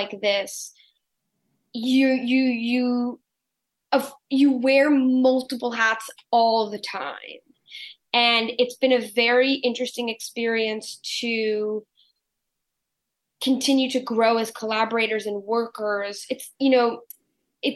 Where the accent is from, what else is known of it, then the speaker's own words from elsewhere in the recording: New York City, New York, United States; my place as like a New Yorker